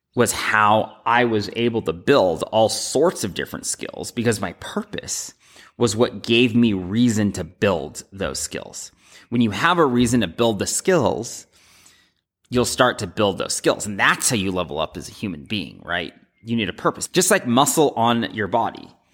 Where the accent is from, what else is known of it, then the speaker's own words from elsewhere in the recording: United States; Growing up in America